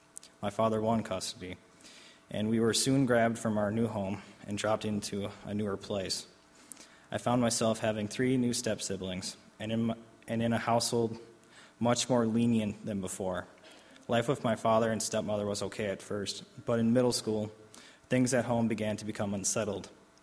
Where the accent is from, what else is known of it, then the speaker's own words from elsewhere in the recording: Albany, New York, United States; born there; I was born in 1989 in Albany, New York, into a broken home.